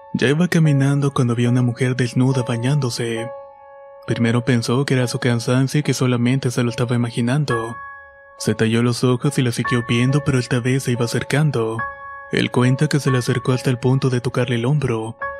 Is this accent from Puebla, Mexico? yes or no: no; Tlaquepaque, Jalisco, Mexico; soy de Tlaquepaque, Jalisco.